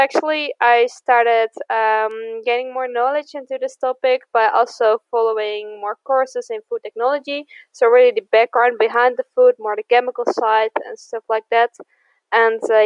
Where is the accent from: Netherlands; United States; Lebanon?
Netherlands; the middle of the Netherlands, central Netherlands; now in Eindhoven, Netherlands; I'm from the Netherlands. I grew up in the middle of the Netherlands